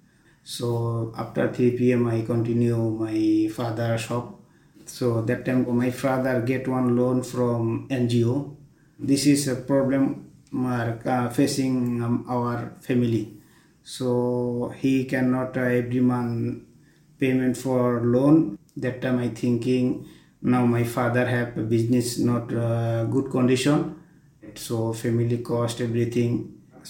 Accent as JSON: {"language": "English", "country": "Bangladesh", "second_language": "English", "moved": "as an adult", "lives_now": "Doha, Qatar", "said": "I'm from Bangladesh"}